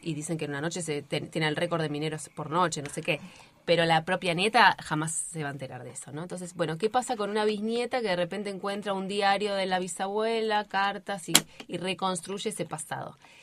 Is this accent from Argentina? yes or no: yes; Río Gallegos, Santa Cruz, Argentina; also born or lived in Río Turbio; yo soy nacida en Río Gallegos, el secundario lo terminé en Río Gallegos